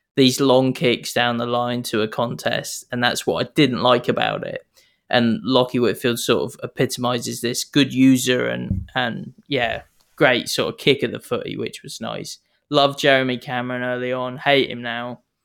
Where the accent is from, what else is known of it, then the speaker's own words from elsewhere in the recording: New Zealand; accent: Kiwi; now in Sydney, Australia; I'm not from here. You can tell I've got an accent. I'm clearly Kiwi.